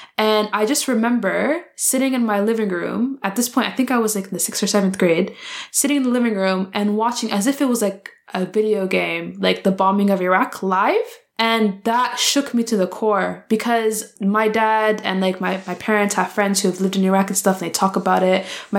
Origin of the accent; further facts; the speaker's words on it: Canada; growing up in Canada and living in a very insular and isolated society